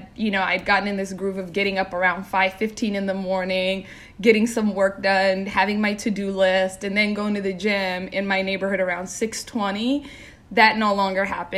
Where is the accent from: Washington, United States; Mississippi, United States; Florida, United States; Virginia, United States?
Washington, United States; Seattle; moved away as an adult; now in New York City, United States; I grew up by myself in Seattle, Washington. Since I was 7